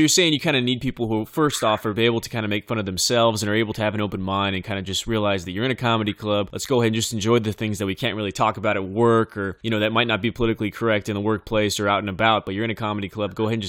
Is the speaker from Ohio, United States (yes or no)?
no; Bakersfield, California, United States; moved away; in Bakersfield, my hometown, when I was visiting.